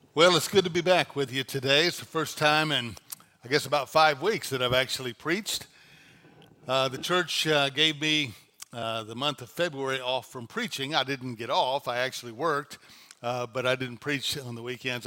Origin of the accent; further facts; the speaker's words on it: North Louisiana, United States; moved away as an adult; now in Dallas, United States; I was pastoring a church in Louisiana, in my hometown